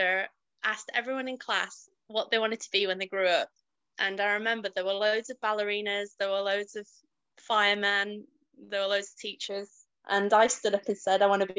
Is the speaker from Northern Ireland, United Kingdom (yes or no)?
no; Leeds, Yorkshire and the Humber, United Kingdom; I was born in Leeds and grew up in Chapel Town